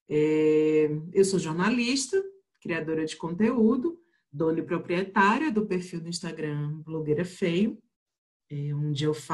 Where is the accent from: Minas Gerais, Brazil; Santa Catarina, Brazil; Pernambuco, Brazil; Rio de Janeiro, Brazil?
Pernambuco, Brazil; now in Brasília, Brazil; eu sou pernambucana, mas eu moro em Brasília e tem uns bons 11 anos.